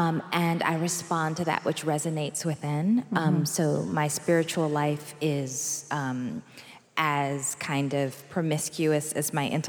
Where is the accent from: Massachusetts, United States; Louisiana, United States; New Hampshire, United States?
Massachusetts, United States; also born or lived in Alabama / Chicago; And I grew up in Massachusetts, and I spent summers in both Alabama and Chicago.